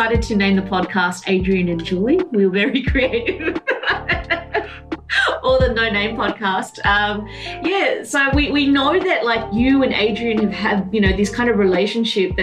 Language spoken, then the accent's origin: English; Cabramatta, New South Wales, Australia; I'm from Cabramatta, and Cabramatta is like the mecca of pork rolls